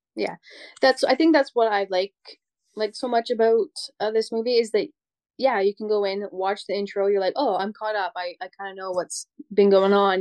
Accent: Canada; I'm Canadian

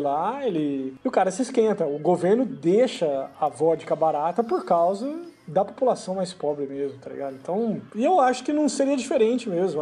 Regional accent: Brazil; moved away; no Brasil, cara, que é onde eu, de onde eu venho

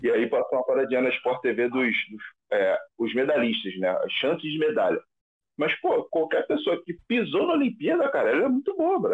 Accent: Rio de Janeiro, Brazil; also born or lived in Vila Kennedy, Rio de Janeiro; eu nasci na VK, né, na Vila Kennedy. Foi meu primeiro bairro que eu morei, morei lá até os seis anos. Aí depois fui para outra vila, que é a Vila Isabel

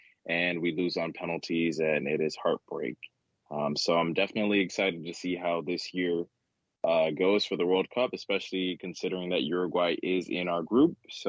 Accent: United States; So my parents are both from Ghana. They migrated here to the States when they were in their late adult years. I was born here in the States.

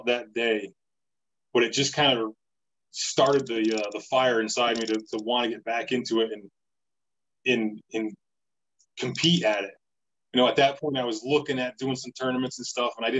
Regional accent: Connecticut, United States; I grew up in Connecticut

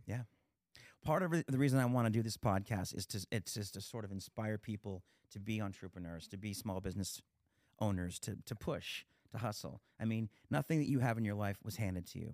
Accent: Pennsylvania, United States; moved away as an adult; also born or lived in Pittsburgh; now in Las Vegas, United States; I've been in town for about twenty years. I'm from Pennsylvania originally

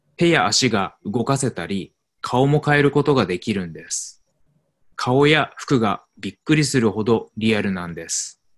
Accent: Tokyo, Japan; moved away as an adult; also born or lived in Arizona, United States; 私は日本の東京出身ですが、アメリカのアリゾナ州にも住んでいました。去年、東京に戻りました。

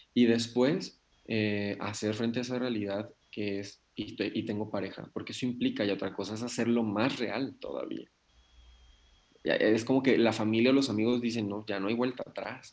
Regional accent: Nayarit, Mexico; Yo soy de Nayarit.

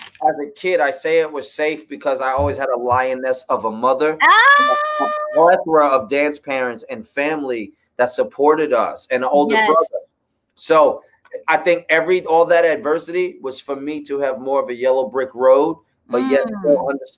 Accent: New York City, New York, United States; now in Los Angeles, United States; I grew up in the Bronx. I grew up with no dad. I grew up classically trained.

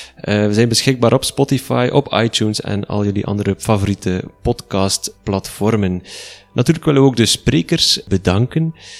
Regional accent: Flanders, Belgium; bij ons in Vlaanderen

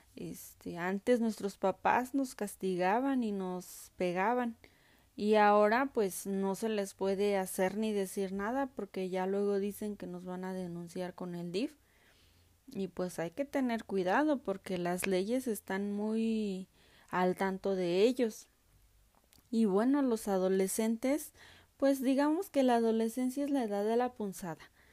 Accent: Mexico; nuestra identidad como mexicanos

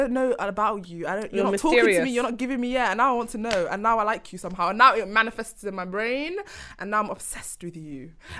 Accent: London, United Kingdom; I'm from South London

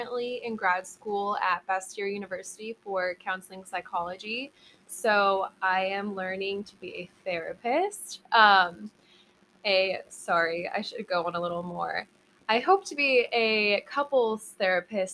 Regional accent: Everett, Washington, United States; now in Edmonds, United States; I grew up in Everett and I now live in Edmond.

